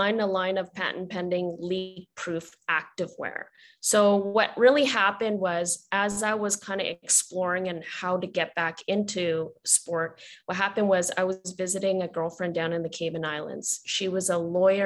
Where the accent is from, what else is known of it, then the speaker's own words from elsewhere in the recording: Vancouver, British Columbia, Canada; I'm born and raised in Vancouver, Canada